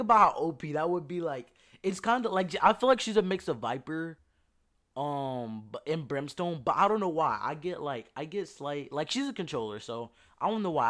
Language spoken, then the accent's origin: English; Louisiana, United States; I'm from Louisiana